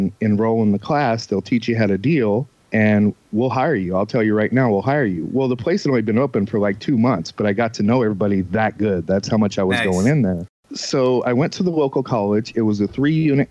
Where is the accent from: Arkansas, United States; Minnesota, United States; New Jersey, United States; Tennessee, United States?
New Jersey, United States; I grew up in New Jersey